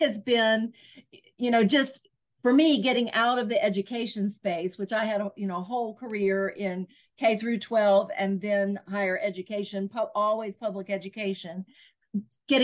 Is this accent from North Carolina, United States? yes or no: no; Southwest Virginia, United States; I'm from Southwest Virginia in the mountains of Virginia